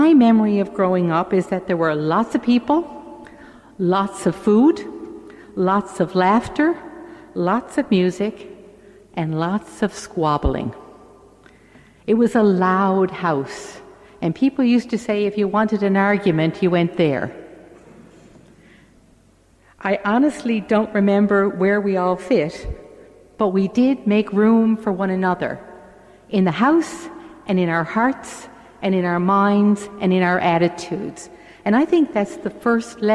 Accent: St. John's, Newfoundland and Labrador, Canada; I grew up in St. John's in a three-bedroom house

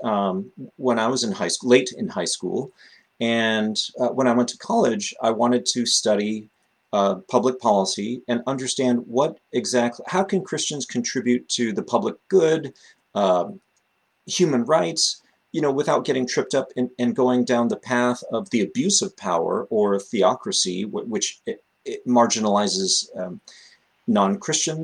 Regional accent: Los Angeles, California, United States; moved away as an adult; also born or lived in Bay Area, California; now in Boston, United States; I am a displaced Californian. I grew up in the Los Angeles area

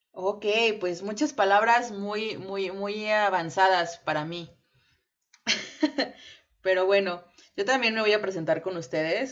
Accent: Mexico; nosotras somos eh, nacidas y criadas en México

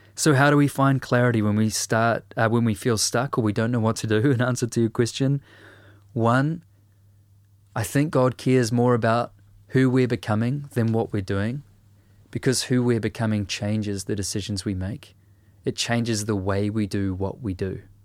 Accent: New Zealand; a writer and a musician from Aotearoa, New Zealand

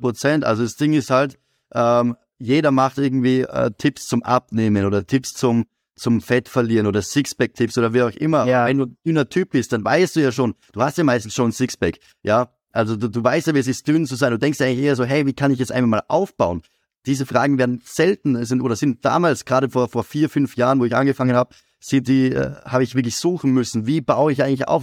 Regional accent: Graz, Styria, Austria; ich komme aus Graz

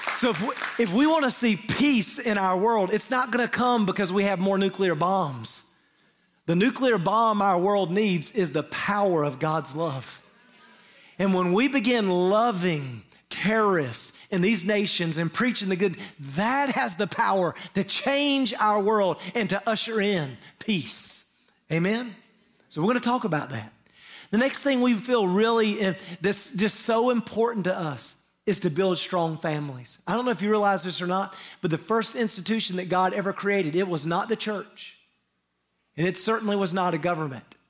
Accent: the Bible Belt, the South, United States; we grew up in the Bible Belt, most of us have some church history

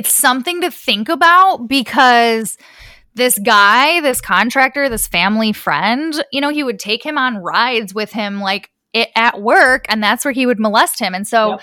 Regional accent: Midwest, United States; I am from the Midwest

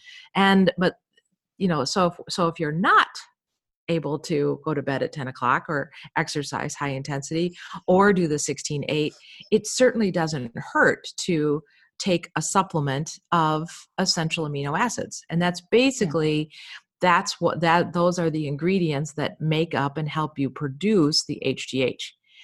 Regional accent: Chicago, Illinois, United States; We're from Chicago.

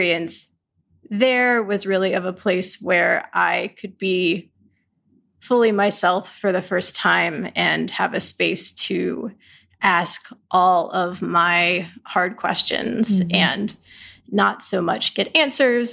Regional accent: Greensboro, North Carolina, United States; also born or lived in Chapel Hill, North Carolina; I grew up in Greensboro

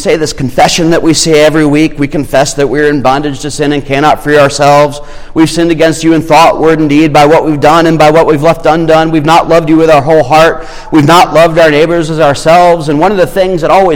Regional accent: Irmo, South Carolina, United States; I'm from Irmo

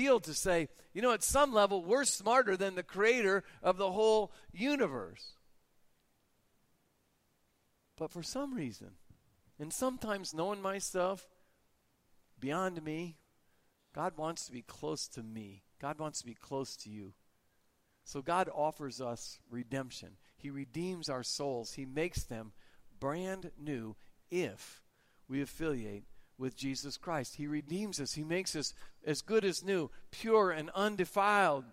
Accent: United States; I'm an American.

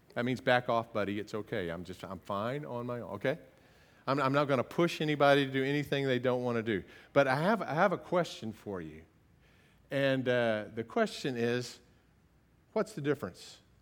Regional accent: United States; I'm such an American

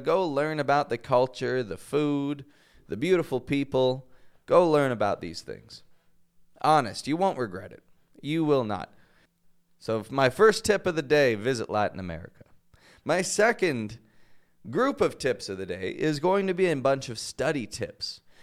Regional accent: Toronto, Ontario, Canada; now in Mexico; I'm from Toronto, from Canada

